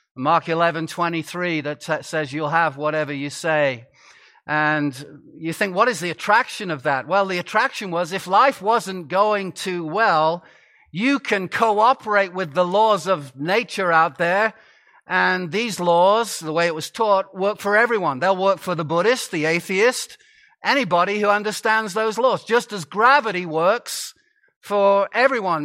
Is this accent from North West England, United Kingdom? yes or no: yes; Chester, North West England, United Kingdom; I grew up in Chester, England, a Roman city